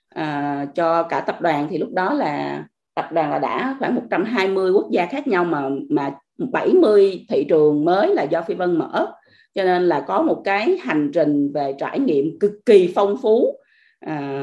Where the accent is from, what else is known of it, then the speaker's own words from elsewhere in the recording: Vietnam; moved away as an adult; also born or lived in Australia; mình là người Việt Nam mình ở nước ngoài